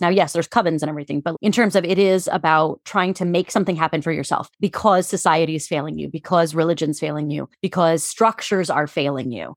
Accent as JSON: {"language": "English", "town": "Cincinnati", "region": "Ohio", "country": "United States", "moved": "yes", "said": "I'm from Cincinnati"}